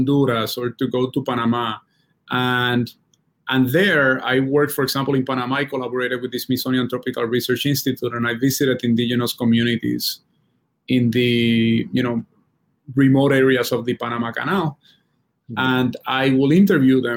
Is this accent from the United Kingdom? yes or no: no; Puerto Rico; moved away as an adult; I grew up in Puerto Rico